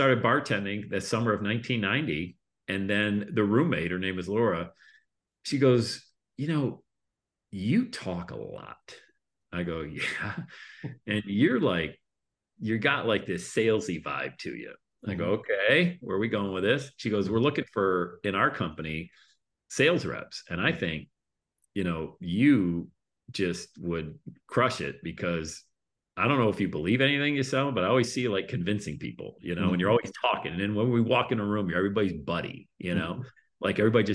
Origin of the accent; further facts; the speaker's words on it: Bradford, Pennsylvania, United States; moved away as an adult; also born or lived in Buffalo / Plattsburgh; growing up in Bradford, you know, we had food stamps for the longest time